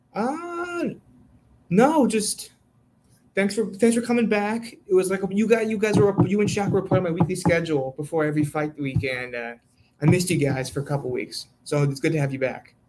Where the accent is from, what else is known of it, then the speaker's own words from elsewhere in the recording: New Jersey, United States; moved away as an adult; now in Philadelphia, United States; I'm from Jersey